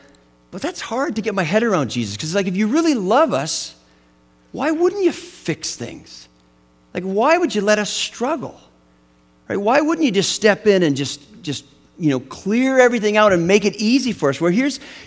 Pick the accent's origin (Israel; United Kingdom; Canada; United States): Canada; Western Canada, British Columbia; where I grew up in Western Canada. It was a little town in the mountains, and we had this big lake. It was called the Shuswap Lake